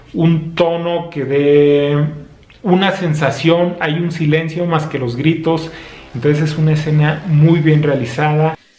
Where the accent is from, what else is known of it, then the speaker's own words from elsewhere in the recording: Zacatecas, Mexico; desde Zacatecas, México